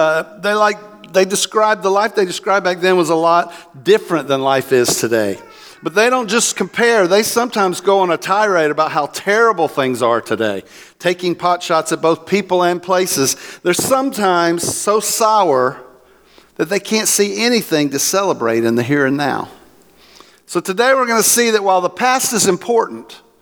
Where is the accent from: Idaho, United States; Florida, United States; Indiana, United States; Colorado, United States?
Florida, United States; also born or lived in Oklahoma / Land O'Lakes, Florida; I'm from Florida